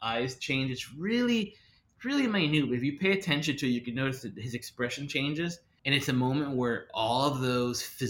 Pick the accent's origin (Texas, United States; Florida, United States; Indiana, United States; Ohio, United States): Florida, United States; Miami; Miami's my hometown, I'm born and raised